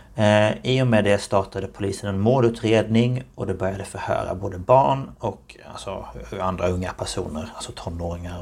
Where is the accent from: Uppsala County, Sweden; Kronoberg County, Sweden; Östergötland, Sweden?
Kronoberg County, Sweden; Markaryd; kommer jag från Markaryd i Småland